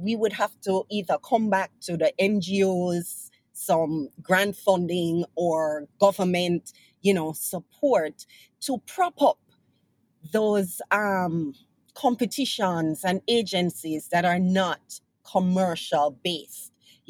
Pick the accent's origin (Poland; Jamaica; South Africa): Jamaica